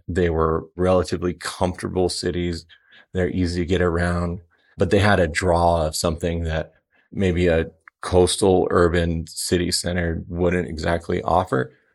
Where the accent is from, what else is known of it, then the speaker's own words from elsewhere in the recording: Denver, Colorado, United States; also born or lived in Southern California; I grew up here in Denver